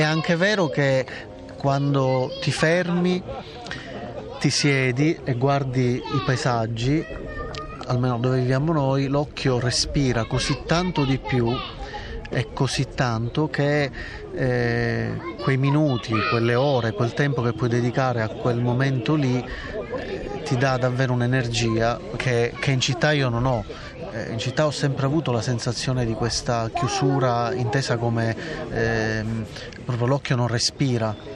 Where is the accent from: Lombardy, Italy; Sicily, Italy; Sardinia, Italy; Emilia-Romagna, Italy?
Sicily, Italy; Palermo; moved away; io sono nato e cresciuto a Palermo